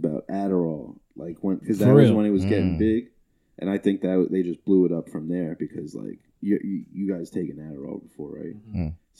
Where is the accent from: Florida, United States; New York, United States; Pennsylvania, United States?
New York, United States; Long Island; where are you from? I was like, Long Island.